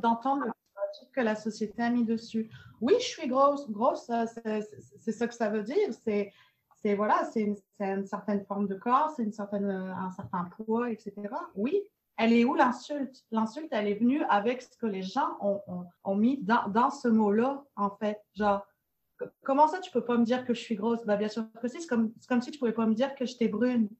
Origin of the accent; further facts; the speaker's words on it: France; moved away as an adult; also born or lived in Montreal, Canada / Nice, France; je suis française d'origine